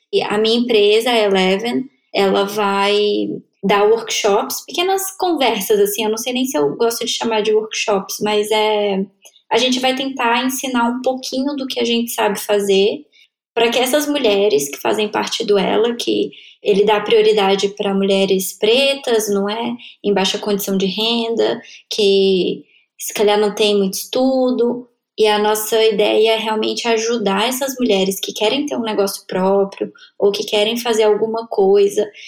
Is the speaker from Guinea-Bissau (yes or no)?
no; Brasília, Federal District, Brazil; moved away as an adult; also born or lived in Coimbra, Portugal; now in Lisbon, Portugal; eu sou de Brasília